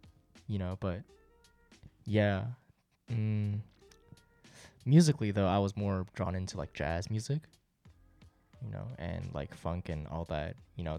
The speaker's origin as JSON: {"language": "English", "region": "Tokyo", "country": "Japan", "tie": "born or raised there", "also_born_or_lived": "Seoul, South Korea / Boston, United States", "first_language": "Japanese", "second_language": "English", "said": "I was born in Seoul, Korea, South Korea, but I was raised in Japan, Tokyo."}